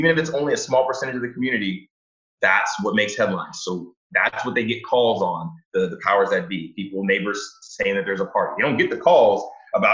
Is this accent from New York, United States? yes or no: no; Houston, Texas, United States; moved away as an adult; now in Detroit, United States; I'm not from Detroit. I'm from Houston, Texas, and I moved to Detroit about 6 years ago